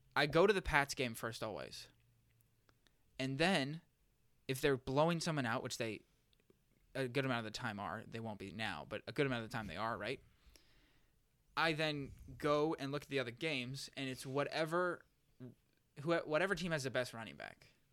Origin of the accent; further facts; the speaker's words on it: Massachusetts, United States; moved away; I'm from Massachusetts